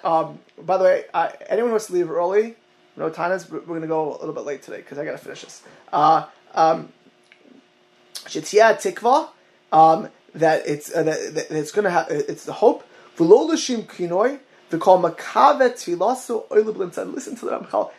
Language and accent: English; Miami Beach, Florida, United States; growing up in Miami Beach with the retirement home of, of, Holocaust survivors.